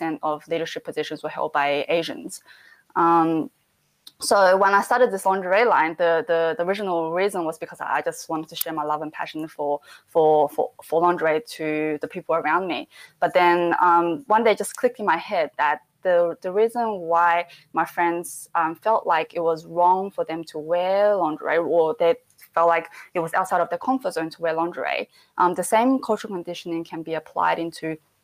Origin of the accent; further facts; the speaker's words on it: Adelaide, South Australia, Australia; moved away as an adult; now in Sydney, Australia; I grew up in Adelaide, so I started a charity with my best mate back in Adelaide